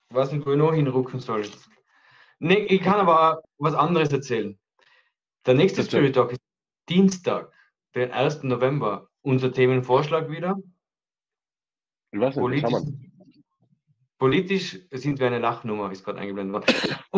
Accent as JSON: {"language": "German", "country": "Austria", "said": "Ich glaube, wir sind Österreicher im Ausland sehr beliebt."}